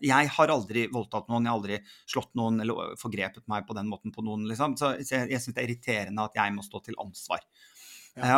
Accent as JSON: {"language": "Norwegian", "town": "Sandefjord", "region": "Vestfold", "country": "Norway", "tie": "born or raised there", "said": "Jeg vokste da opp i, i Sandefjord"}